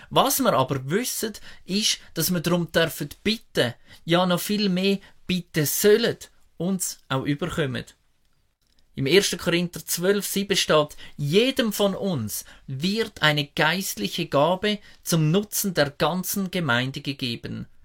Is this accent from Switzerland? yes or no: yes; Switzerland; Und wir haben das ja noch gut als Schweizer. Viele Schweizer sind irgendwo im Ausland unterwegs und am Reisen.